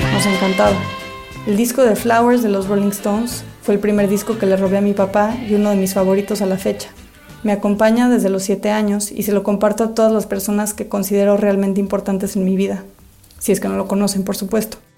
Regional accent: Chicago, Illinois, United States; Nací en Chicago, en uno de los días más calientes del verano de 1988.

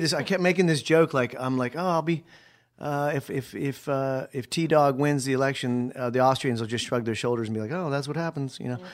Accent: Akron, Ohio, United States; moved away; also born or lived in New York State / Japan / Europe; I grew up in Akron, Ohio

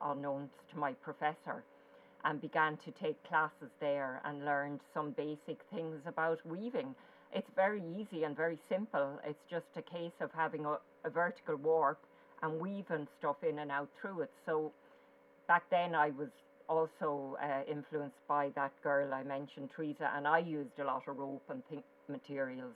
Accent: Waterford, Munster, Ireland; moved away as an adult; also born or lived in Dublin; I was born in Waterford and I went to Art College for 2 years after leaving cert in Waterford

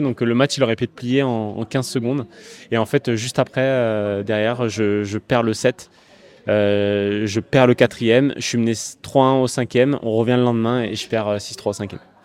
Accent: Bastia, Corsica, France; je suis né à Bastia, donc euh, évidemment je viens de Corse

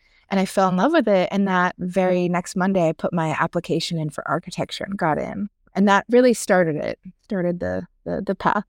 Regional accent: outside Philadelphia, Pennsylvania, United States; moved away as an adult; now in New York, United States; I was born and raised outside Philly and then mostly East Coast. And then New York, I really moved to after undergrad.

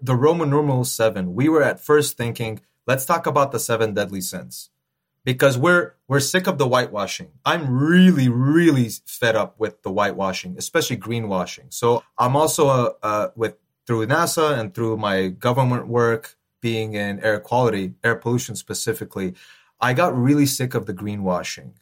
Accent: Los Angeles, California, United States; I'm born and raised in L A, but my roots, very strong Armenian roots

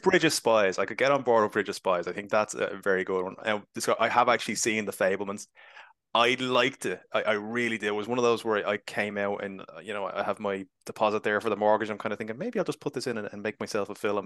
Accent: Ireland; being Irish

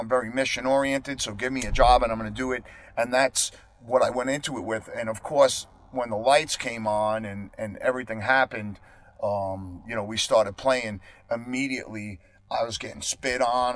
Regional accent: Long Island, New York, United States; moved away as an adult; also born or lived in Queens, New York; I am not going to live and die in my hometown

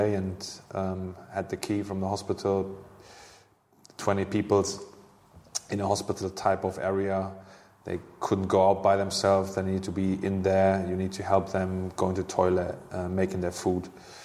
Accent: Hanover, Lower Saxony, Germany; English is a second language; moved away as an adult; also born or lived in Bremen; now in London, United Kingdom; Hanover, my hometown club and the club I played for as a youngster

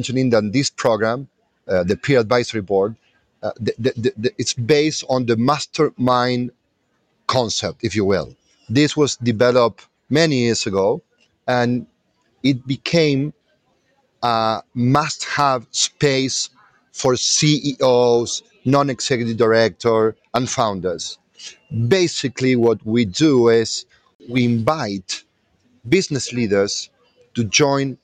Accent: Argentina; moved away as an adult; now in Chile; I'm Argentinian, living in Chile for the last 10 years.

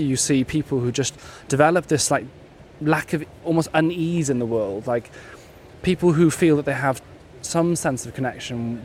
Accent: West Wales, United Kingdom; I grew up in West Wales.

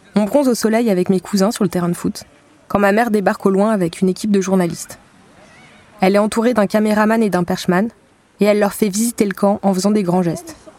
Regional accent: Val-de-Marne, Île-de-France, France; je rentre chez moi dans le Val-de-Marne

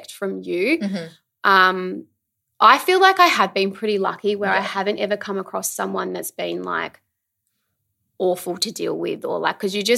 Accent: Adelaide, South Australia, Australia; now in Melbourne, Australia; I'm originally from Adelaide.

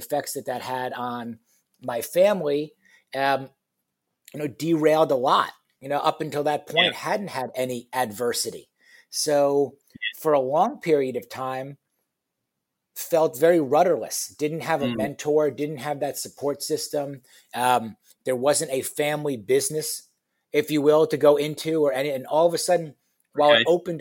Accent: New York, United States; moved away as an adult; also born or lived in Michigan; now in Houston, United States; I was born and raised in New York, went to college at the University of Michigan

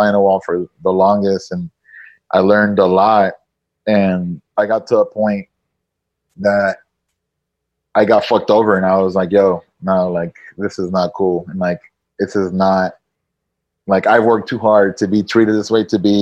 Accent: Nicaragua; moved away as an adult; also born or lived in San Antonio, United States; now in Miami, United States; I grew up in Nicaragua. I went to high school in Nicaragua.

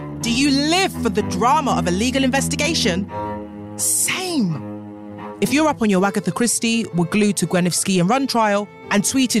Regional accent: United Kingdom

